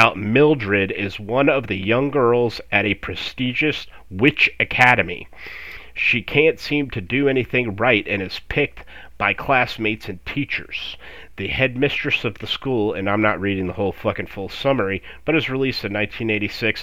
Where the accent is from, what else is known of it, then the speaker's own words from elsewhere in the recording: Florida, United States; I grew up in Florida